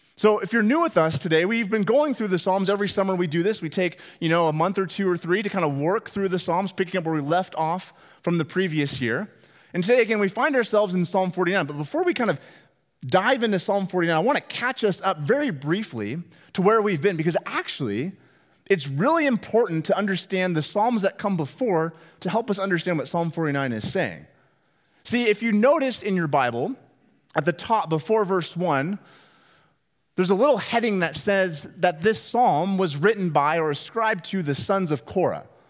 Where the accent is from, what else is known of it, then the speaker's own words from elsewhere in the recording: Northwest Washington, United States; moved away; growing up in Northwest Washington